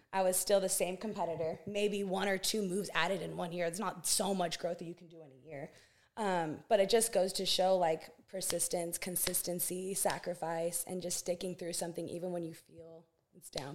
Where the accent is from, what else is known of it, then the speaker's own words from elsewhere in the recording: Santa Barbara, California, United States; born and raised in Santa Barbara, California.